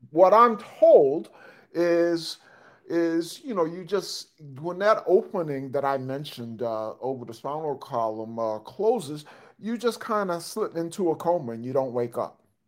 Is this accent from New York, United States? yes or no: yes; New York, United States; moved away; I'm originally from New York.